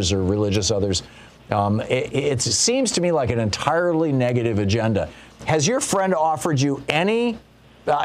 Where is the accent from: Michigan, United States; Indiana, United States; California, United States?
Michigan, United States; I grew up in Michigan